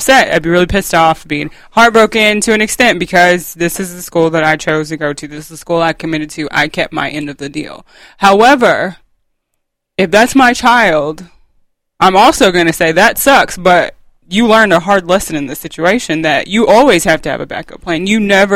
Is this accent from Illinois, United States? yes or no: no; Louisville, Kentucky, United States; as a child growing up in Louisville